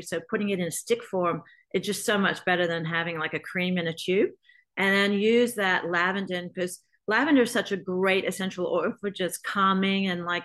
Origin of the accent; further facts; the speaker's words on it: Australia; moved away; growing up in Australia without any kind of skincare regimen at all over there